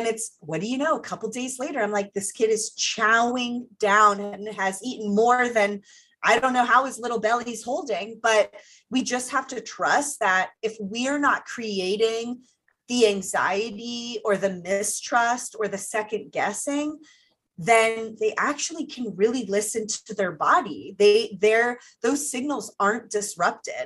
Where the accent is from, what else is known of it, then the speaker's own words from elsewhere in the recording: Ohio, United States; I'm from Ohio